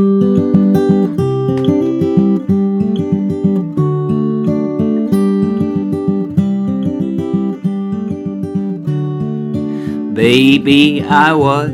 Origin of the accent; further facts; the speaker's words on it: Yorkshire and the Humber, United Kingdom; I grew up in Yorkshire in the countryside